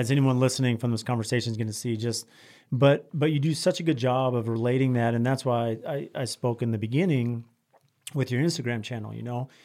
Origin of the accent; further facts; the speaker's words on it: San Diego, California, United States; growing up in San Diego